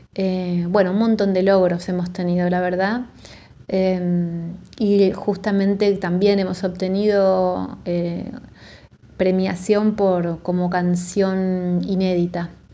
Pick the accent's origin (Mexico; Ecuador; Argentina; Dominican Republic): Argentina; Buenos Aires; de la ciudad de Buenos Aires, soy bien porteña.